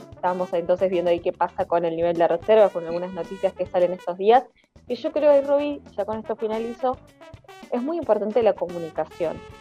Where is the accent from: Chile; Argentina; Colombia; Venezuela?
Argentina; como argentinos y argentinas